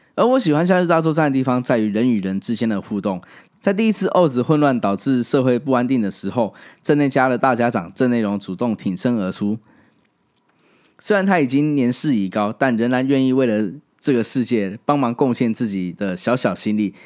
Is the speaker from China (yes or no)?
no; Taiwan; 后来我在七八岁的时候离开了那个地方，来到台湾